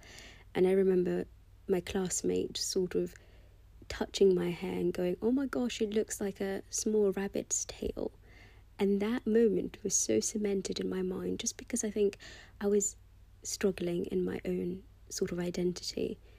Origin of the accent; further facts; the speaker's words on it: United Kingdom; accent: British; I worked so hard to lose my British accent, and I did actually sort of accomplish that. It's only that recently, since I've moved back to London, that I've sort of allowed myself to go back to my British accent.